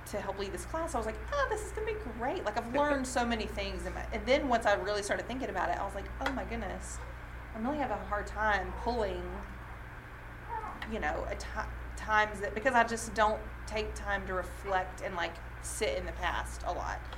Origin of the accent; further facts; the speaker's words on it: Southern United States, United States; also I went to Lipscomb and I'm from the South and I just feel like I know a lot of people